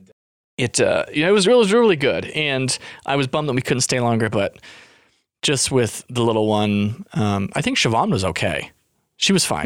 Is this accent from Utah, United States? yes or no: yes; Tooele, Utah, United States; moved away as an adult; it was my first time living outside of my hometown